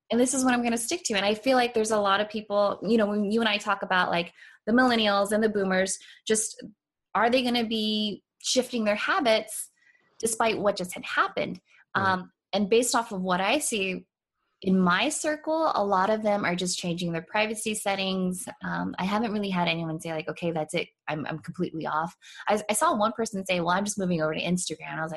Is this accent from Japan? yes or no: yes; Japan; but it's kind of a sad story because I was raised in Japan. My dad was in the military.